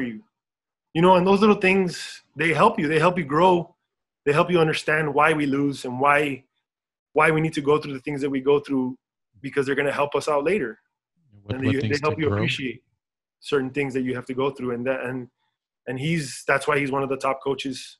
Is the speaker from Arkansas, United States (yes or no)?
no; El Paso, Texas, United States; moved away as an adult; we grew up in El Paso. We grew up in Socorro